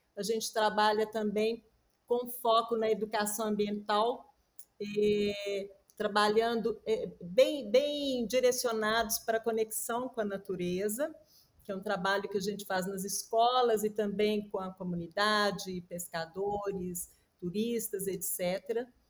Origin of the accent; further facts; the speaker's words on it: Minas Gerais, Brazil; also born or lived in Rio de Janeiro; Voltei para Belo Horizonte, porque sou mineira